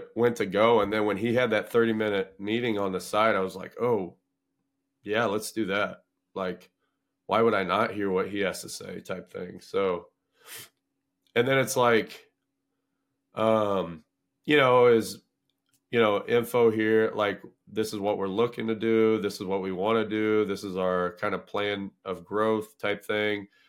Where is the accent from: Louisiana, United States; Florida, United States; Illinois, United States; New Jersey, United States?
Illinois, United States; Paxton; moved away as an adult; also born or lived in Skokie, Illinois; my hometown of Paxton